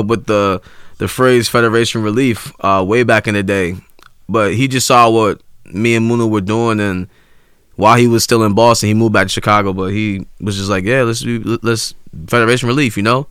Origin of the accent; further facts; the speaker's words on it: Ghana; I'm from Ghana, West Africa